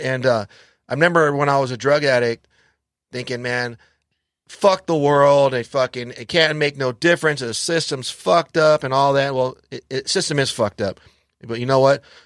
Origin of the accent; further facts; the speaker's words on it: Los Angeles, California, United States; I grew up in, uh, Los Angeles